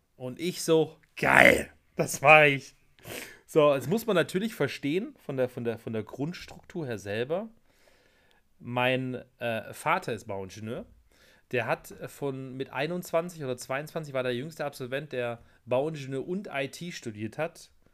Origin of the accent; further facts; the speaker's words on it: Germany; dass ich ein Deutscher bin